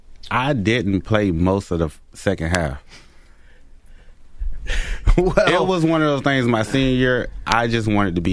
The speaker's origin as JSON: {"language": "English", "town": "Eatonville", "region": "Florida", "country": "United States", "tie": "born or raised there", "also_born_or_lived": "Apopka, Florida", "said": "I grew up in Eatonville, Florida, played football for the Winter Park Tigers, moved to Apopka, middle school"}